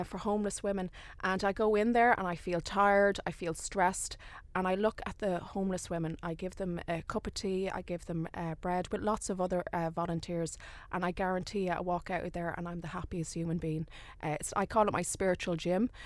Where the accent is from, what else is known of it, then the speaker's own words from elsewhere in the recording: Dublin, Leinster, Ireland; I'm actually from Dublin